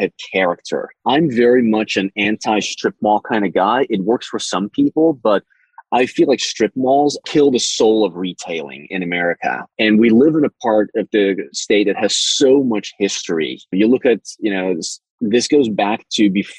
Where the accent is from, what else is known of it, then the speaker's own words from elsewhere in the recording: the Rockies, Rocky Mountains, United States; now in Gulf Coast, United States; I grew up in the Rockies, so for me, that's like I miss my mountains